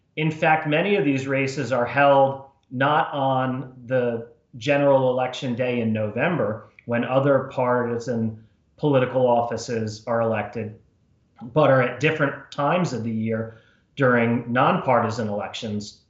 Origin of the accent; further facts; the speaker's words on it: New Jersey, United States; moved away as an adult; also born or lived in Washington, D.C.; I was born and raised in New Jersey, uh, went to school in New Jersey